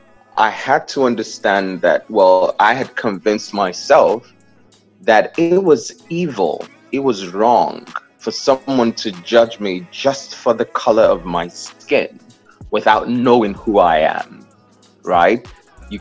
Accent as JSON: {"language": "English", "region": "Southeast", "country": "Nigeria", "lives_now": "New York, United States", "said": "So I'm from the Southeast. The South is predominantly Christian. The North is predominantly Muslim. So we grew up believing that Islam is a violent religion, right?"}